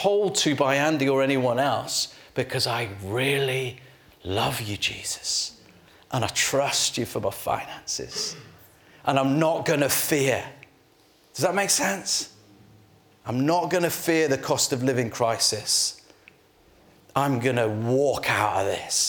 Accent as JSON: {"language": "English", "region": "Yorkshire and the Humber", "country": "United Kingdom", "said": "I'm from Yorkshire."}